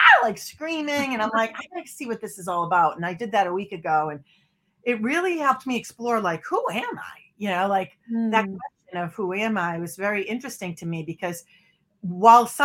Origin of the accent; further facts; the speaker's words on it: Boston, Massachusetts, United States; moved away; I'm from Boston originally